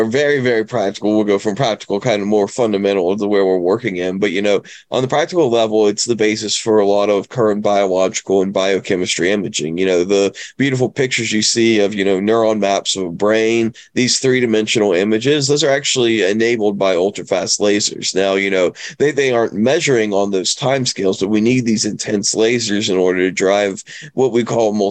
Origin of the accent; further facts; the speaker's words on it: West Virginia, United States; moved away; I grew up in West Virginia, honestly, mainly working on cars, fixing houses